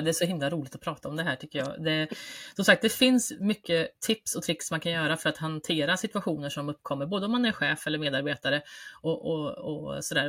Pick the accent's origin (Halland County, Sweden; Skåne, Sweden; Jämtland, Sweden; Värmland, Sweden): Värmland, Sweden; som värmlänning i grunden